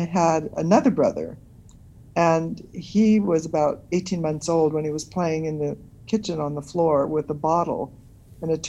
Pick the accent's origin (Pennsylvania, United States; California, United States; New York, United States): New York, United States; New York City; I was born in New York City